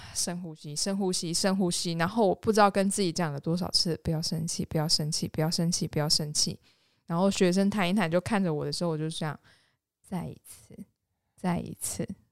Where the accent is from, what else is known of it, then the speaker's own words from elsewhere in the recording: Yunlin County, Taiwan; 我云林人啊